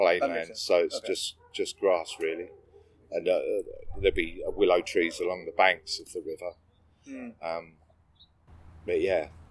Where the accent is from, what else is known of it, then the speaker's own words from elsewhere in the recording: London, United Kingdom; also born or lived in Sudbury, Suffolk; I was born in London. Spent the first 12 years in London